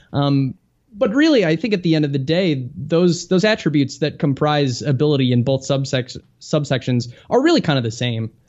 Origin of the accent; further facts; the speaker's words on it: just south of Chicago, Illinois, United States; I grew up just a little bit south of Chicago